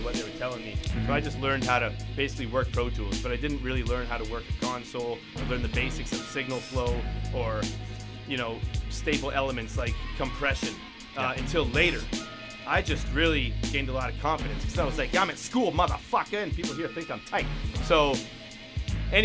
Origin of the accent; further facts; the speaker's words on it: Tualatin, Oregon, United States; I grew up in Tawasin